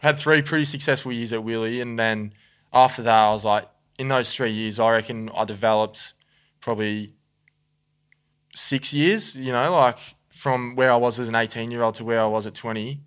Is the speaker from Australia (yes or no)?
yes; Moama, New South Wales, Australia; also born or lived in Victoria; I'd say I'm a Victorian. I'd, I'd, I would say it just 'cause I was born there, but growing up in New South Wales, I'm also New South